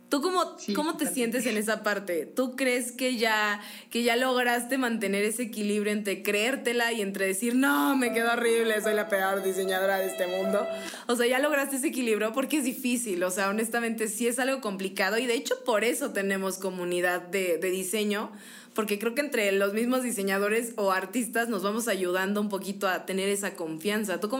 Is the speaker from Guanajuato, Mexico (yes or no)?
yes; Guanajuato, Mexico; moved away as an adult; now in Querétaro, Mexico; no, yo soy de Guanajuato.